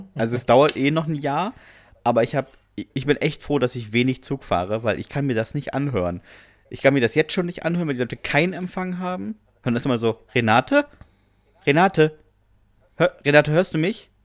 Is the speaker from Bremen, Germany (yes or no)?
yes; Bremen, Germany; Ich komme aus Bremen